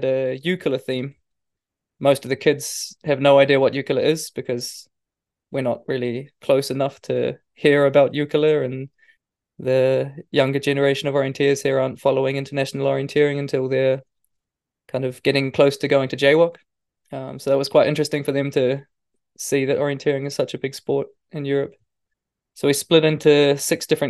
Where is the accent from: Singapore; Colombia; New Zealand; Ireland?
New Zealand; moved away; when I was a kid growing up in New Zealand